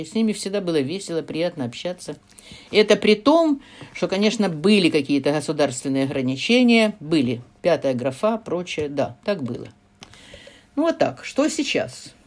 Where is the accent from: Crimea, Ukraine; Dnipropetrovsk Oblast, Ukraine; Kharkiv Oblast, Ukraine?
Kharkiv Oblast, Ukraine; Kharkiv; first language Russian; also born or lived in Chelyabinsk; в городе Харькове, моем родном городе, где я прожила всю жизнь за исключением шести лет эвакуации в Челябинск во время войны